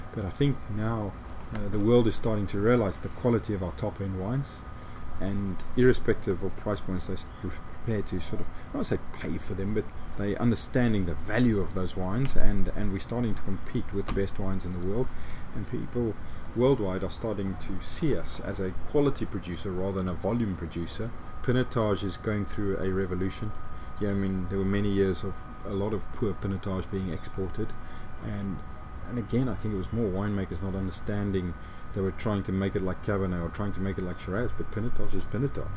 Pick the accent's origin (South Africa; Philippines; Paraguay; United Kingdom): South Africa; just outside of Johannesburg, Gauteng; now in Stellenbosch, South Africa; I grew up just outside of Johannesburg and went to school in Johannesburg